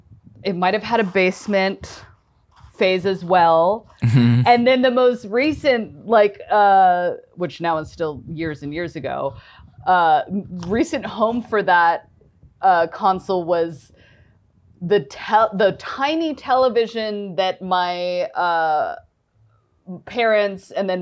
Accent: Virginia, United States; I grew up in Northern Virginia.

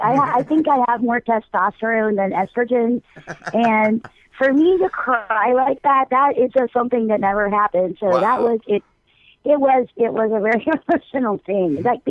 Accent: Memphis, Tennessee, United States; now in Norfolk, United States; I was born in Memphis, Tennessee, but I live in Norfolk, Virginia, yeah. I've lived here a long time.

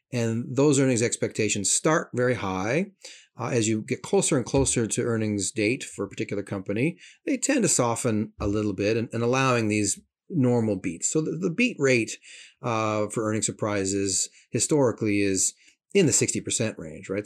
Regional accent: Canada; as a Canadian

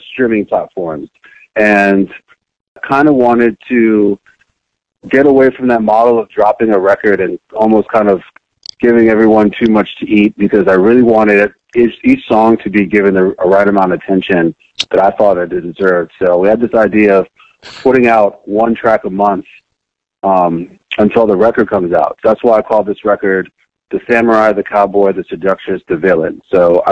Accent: Richmond, Virginia, United States; moved away as an adult; also born or lived in New Jersey / Monrovia, Liberia / London / Denver, Colorado; growing up in Richmond, Virginia

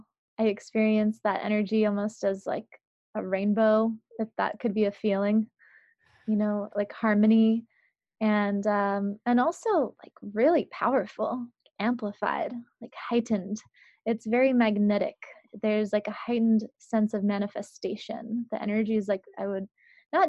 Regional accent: San Francisco, California, United States; also born or lived in New England; I grew up in parts of New England and then mostly in San Francisco, in the middle of the city

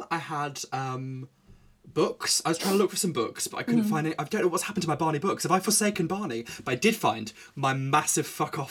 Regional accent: Yorkshire and the Humber, United Kingdom; born there; I was born in Yorkshire.

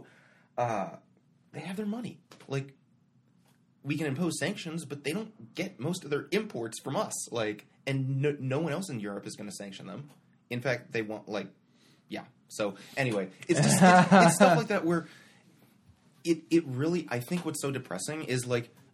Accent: United States; as an American people

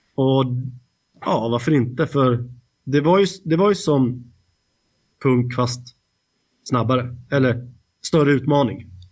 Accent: Stockholm, Stockholm County, Sweden; vi var ju från Stockholm

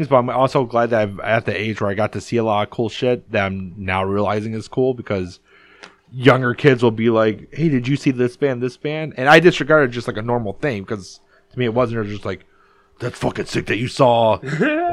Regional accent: Detroit, Michigan, United States; also born or lived in Downriver, Michigan; I live in the suburbs now. I live in Downriver, but I grew up in Southwest Detroit

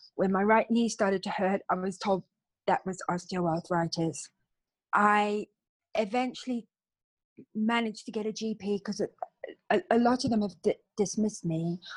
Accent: Cape Town, Western Cape, South Africa; now in London, United Kingdom; I'm actually from a place called Cape Town in South Africa. Mm. And uh, my childhood was full of beaches and sunshine

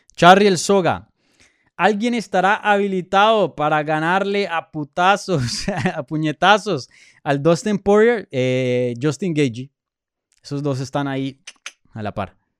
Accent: Colombia; Soy colombiano

